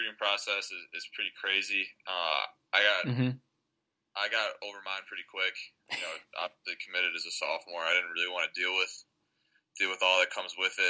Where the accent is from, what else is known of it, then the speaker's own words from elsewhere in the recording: Hazel Park, Michigan, United States; I grew up in Hazel Park, Michigan, small city, just a mile north of Detroit